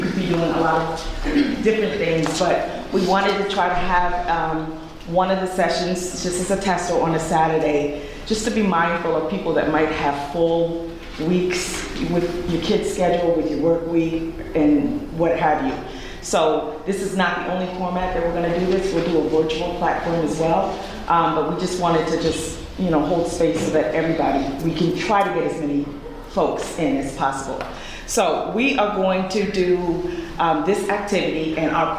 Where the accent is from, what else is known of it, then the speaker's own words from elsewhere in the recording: New York, United States; I am from New York